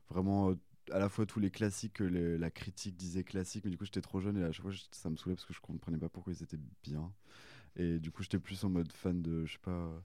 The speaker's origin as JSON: {"language": "French", "town": "Annemasse", "region": "Auvergne-Rhône-Alpes", "country": "France", "said": "de base je suis de Haute-Savoie euh, vers anne euh, Annemasse"}